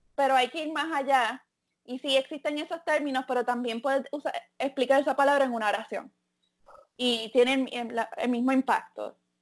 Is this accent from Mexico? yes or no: no; Puerto Rico; moved away; como muchos puertorriqueños